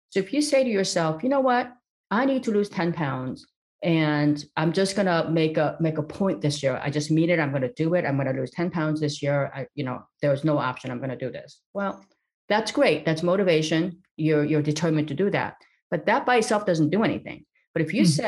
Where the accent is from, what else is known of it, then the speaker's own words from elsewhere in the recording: East Los Angeles, California, United States; when I was a little girl in growing up in East Los Angeles, and there, it just seemed like all hope was lost.